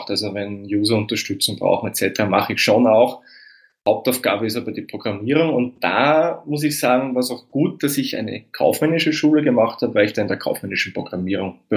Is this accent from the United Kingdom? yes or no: no; Waidhofen an der Thaya, Lower Austria, Austria; moved away as an adult; now in Vienna, Austria; Das ist in Weidhof an der Theier, das ist Österreichs nördlichste Bezirkshauptstadt. Und ja, geboren im Jahr 1982 und bin dann vor elf Jahren nach Wien gegangen, weil eben die beruflichen Chancen, da wo ich herkomme, nicht so gut sind